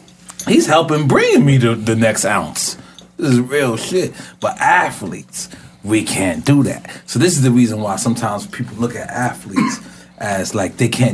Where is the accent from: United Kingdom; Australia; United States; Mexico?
United States; New York City, New York; I'm from New York City, born and raised.